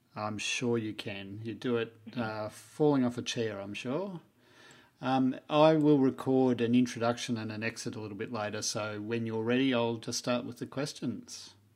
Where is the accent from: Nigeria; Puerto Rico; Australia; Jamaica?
Australia; Melbourne, Victoria; moved away as an adult; now in Queensland, Australia; I grew up in Melbourne